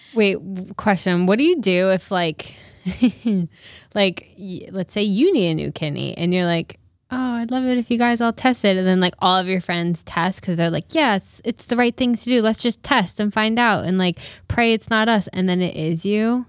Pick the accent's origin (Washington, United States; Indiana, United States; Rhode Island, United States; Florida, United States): Rhode Island, United States; my home, like, my home